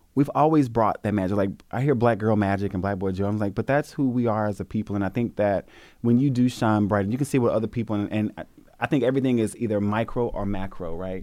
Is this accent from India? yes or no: no; the South, United States; I'm from the South.